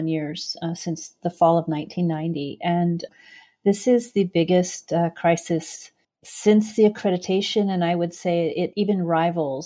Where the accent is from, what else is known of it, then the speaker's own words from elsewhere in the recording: Santa Cruz, California, United States; moved away as an adult; now in San Francisco, United States; I was born and raised in Santa Cruz, about 80 miles south of here